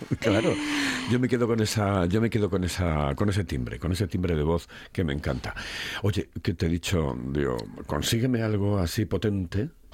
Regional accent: Spain; Soy español, español, español

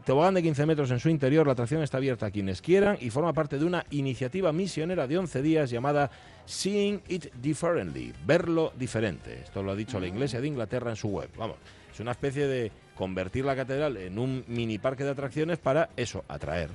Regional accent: Gijón, Asturias, Spain; Yo soy muy de Gijón, muy de Gijón

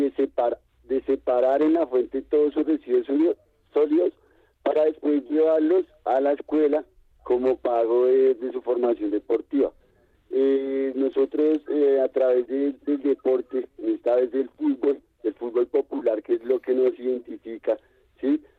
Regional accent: Colombia; also born or lived in Bogotá; en mi barrio, en mi ciudad, en mi país

